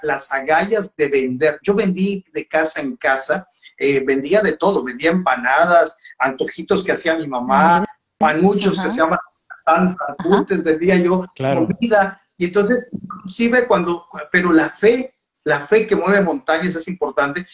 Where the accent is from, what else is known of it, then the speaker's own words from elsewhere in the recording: Valladolid, Yucatán, Mexico; moved away as an adult; also born or lived in Mexico City / Cancún; Se llama Valladolid, Yucatán, donde yo nací